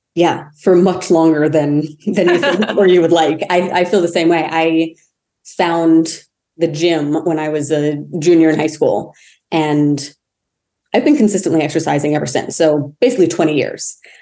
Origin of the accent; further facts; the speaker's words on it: Maine, United States; I grew up in Maine. So the winters were very cold